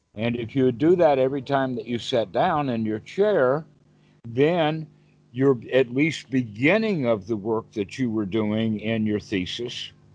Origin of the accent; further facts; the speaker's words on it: United States; I'm the American version